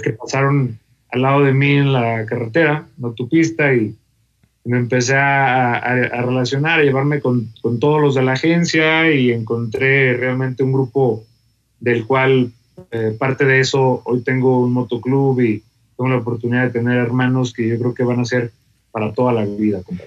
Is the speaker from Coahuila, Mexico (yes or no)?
yes; Torreón, Coahuila, Mexico; moved away as an adult; also born or lived in Monterrey; now in Querétaro, Mexico; yo soy de Torreón, Coahuila. Nací allá y estuve prácticamente toda mi infancia y la adolescencia.